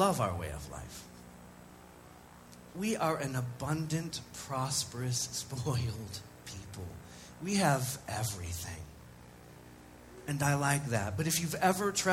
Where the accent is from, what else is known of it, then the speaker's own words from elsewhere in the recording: United States; as an American